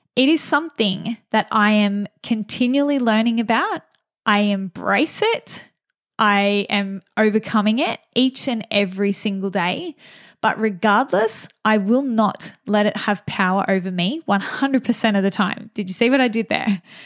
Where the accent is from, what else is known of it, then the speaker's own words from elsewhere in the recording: Gunnedah, New South Wales, Australia; I'm from a small town in regional New South Wales called Gunnedah